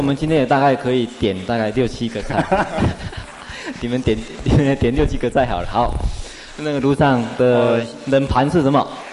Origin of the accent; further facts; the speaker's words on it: Taiwan; first language Mandarin and Taiwanese Hokkien; 我生长在一个台湾人的家庭，我使用国语，使用台语